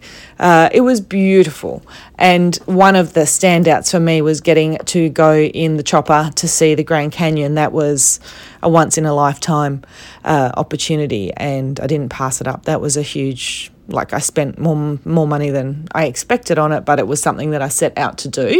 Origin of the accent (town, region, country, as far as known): Australia